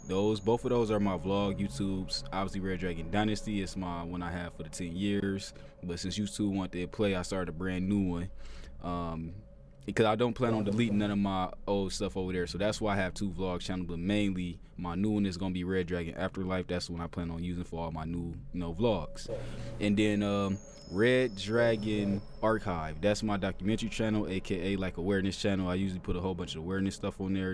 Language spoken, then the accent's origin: English; Toledo, Ohio, United States; I'm born and raised in Toledo, Ohio